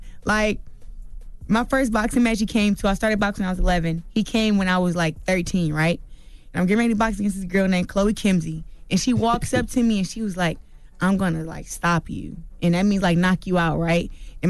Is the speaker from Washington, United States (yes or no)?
no; Flint, Michigan, United States; Flint, Michigan.